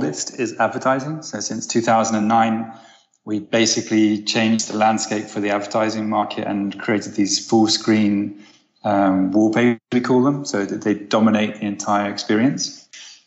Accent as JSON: {"language": "English", "country": "United Kingdom", "also_born_or_lived": "Amsterdam, Netherlands", "moved": "as an adult", "lives_now": "Los Angeles, United States", "said": "I'm British. I spent the last 10 years living in Amsterdam and the last year living in Los Angeles"}